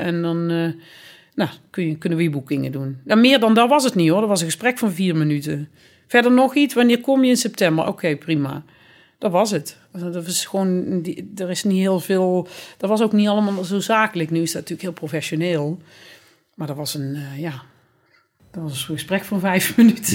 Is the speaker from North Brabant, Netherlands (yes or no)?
yes; Boxtel, North Brabant, Netherlands; moved away as an adult; also born or lived in Amsterdam; now in Berlin, Germany; ik ben in Bokstel geboren